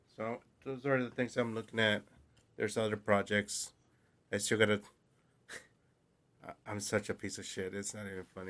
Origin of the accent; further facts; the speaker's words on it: West Coast, United States; now in New Jersey, United States; growing up in the West Coast